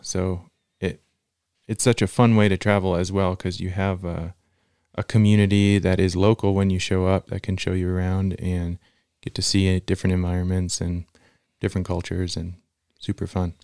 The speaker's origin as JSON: {"language": "English", "region": "Central Virginia", "country": "United States", "tie": "born or raised there", "moved": "as an adult", "lives_now": "Lander, United States", "said": "I grew up in Virginia, Central Virginia, and moved to Lander right after finishing school"}